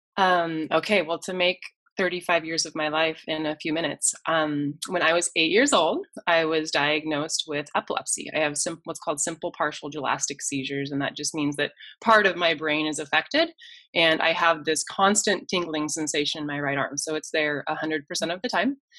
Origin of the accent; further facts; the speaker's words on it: Colorado, United States; growing up in Colorado my whole life